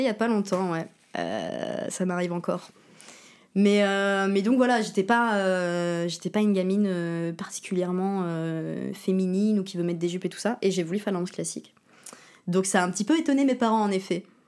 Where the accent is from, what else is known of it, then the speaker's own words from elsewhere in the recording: Berck-sur-Mer, Hauts-de-France, France; also born or lived in Verton; J'ai grandi à Berck-sur-Mer, dans le Pas-de-Calais. Euh, enfin, on habitait à Verton, qui est une petite ville à côté de Berck